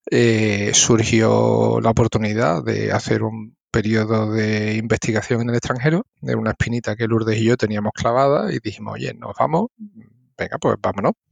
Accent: Seville, Andalusia, Spain; accent: Triana; moved away as an adult; now in Germany; yo espero no perder nunca mi acento de Triana

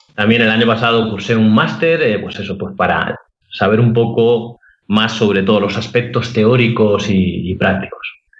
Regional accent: Alicante, Valencian Community, Spain; soy arquitecto de Alicante

